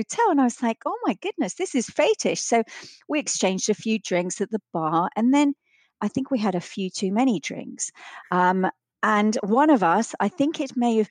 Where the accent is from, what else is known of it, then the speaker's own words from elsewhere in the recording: Vienna, Austria; grew up in Austria, in Vienna, and we used to go skiing at the weekends